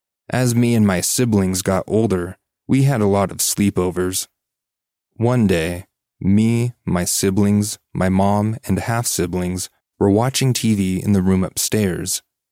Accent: Virginia, United States; I grew up in Virginia. We used to live with our mom and grandparents to make everyone's life easier.

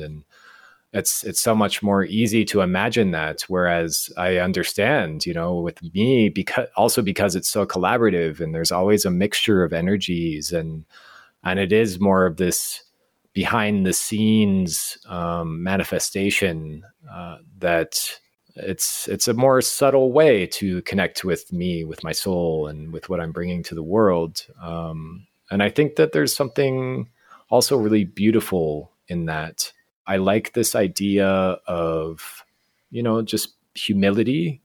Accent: Fort Collins, Colorado, United States; moved away as an adult; now in Guatemala; I grew up in Colorado, in Fort Collins

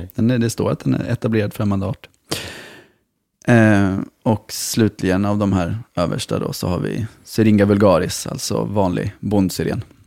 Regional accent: Malmö, Skåne, Sweden; som Malmöbo

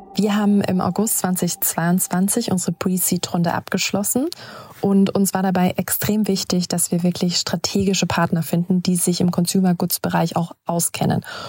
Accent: Germany; Jonas und ich kommen aus Deutschland

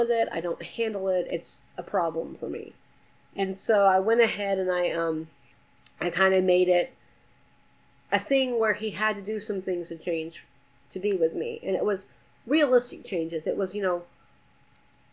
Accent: Atlanta, Georgia, United States; I'm from Atlanta

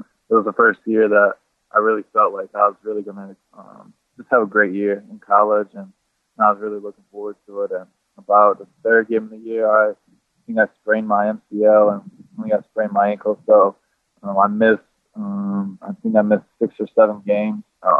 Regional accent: South Bend, Indiana, United States; Yeah, I think in South Bend, either you kind of grow up loving Notre Dame, you kind of grow up, you just don't like them.

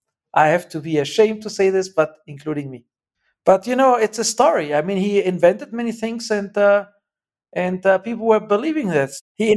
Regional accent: Germany; moved away; I was born and I grew up in Germany

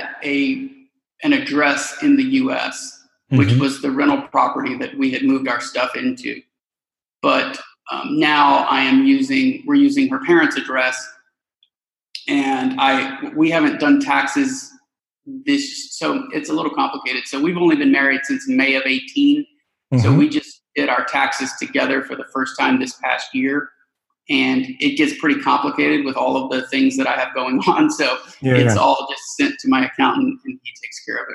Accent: Houston, Texas, United States; moved away; So we're from Houston, Texas

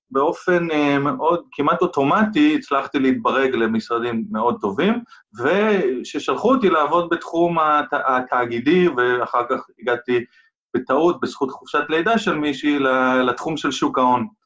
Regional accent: United States; first language English; Hebrew is a second language; גדלתי הרבה שנים בארצות הברית בגלל העבודה של אבא שלי

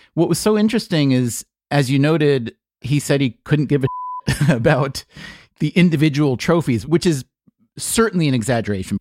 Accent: United States; being American

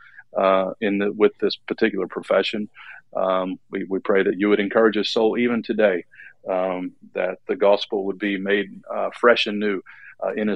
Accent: Detroit, Michigan, United States; I was born in Detroit, and I come from a very blue-collar family

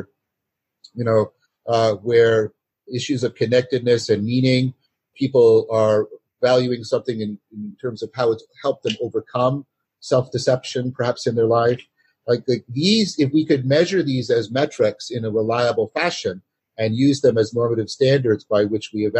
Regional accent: Canada; I'm a Canadian

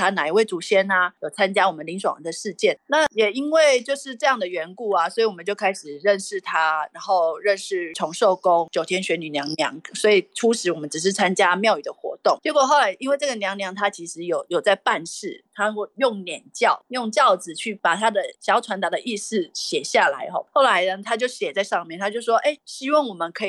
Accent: Nantou, Nantou County, Taiwan; 他就说，哎，我们南投人真的是太幸福了。

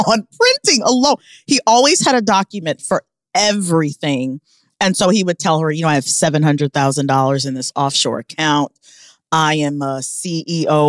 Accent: Omaha, Nebraska, United States; now in New York City, United States; I'm from Omaha

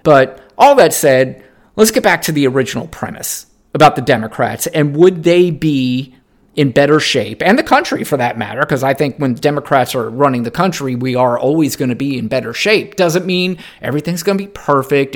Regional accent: United States; I do love being an American

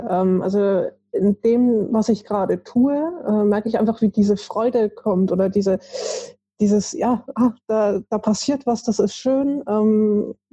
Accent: Stuttgart, Baden-Württemberg, Germany; born there; aufgewachsen oder beziehungsweise habe ich nicht viel mitbekommen, äh, ist es in, war ich also in Stuttgart geboren.

